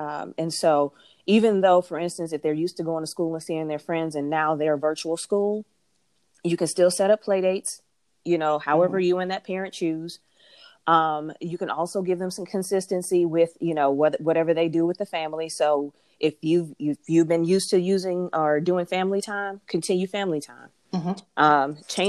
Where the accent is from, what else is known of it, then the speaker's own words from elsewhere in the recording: Detroit, Michigan, United States; accent: country city accent; I'm from Detroit, but people don't necessarily, if they hear me talk, they don't know where I'm from because they think that I am from the South, because my mom is from Atlanta. And so it's like, I have this country city accent sometimes.